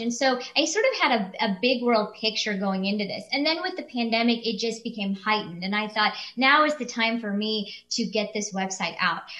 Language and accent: English; Kansas City, Missouri, United States; moved away as an adult; I came back to practice in the area in which I was raised in July of 2018